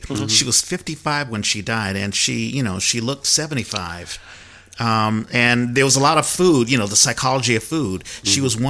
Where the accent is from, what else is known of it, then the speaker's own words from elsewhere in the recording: Washington, District of Columbia, United States; moved away; I always felt that I was privileged because I grew up in Washington, D.C., which made a place for African-Americans to have a middle-class family. Like, I grew up in a five-bedroom house that by courtesy of my grandfather who owned property.